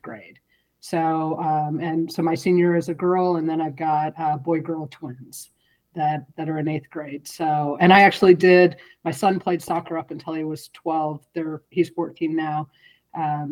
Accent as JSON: {"language": "English", "town": "St. Louis", "region": "Missouri", "country": "United States", "tie": "born or raised there", "also_born_or_lived": "Chicago / Southern California", "moved": "as an adult", "lives_now": "California, United States", "said": "I grew up in St. Louis, and so I was born and raised until I was 18."}